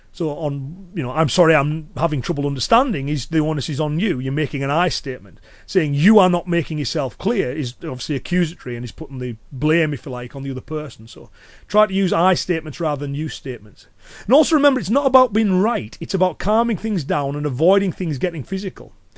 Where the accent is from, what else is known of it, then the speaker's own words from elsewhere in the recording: Cumbria, North West England, United Kingdom; accent: Cumbrian; I'm from the northwest. So it's a Cumbrian accent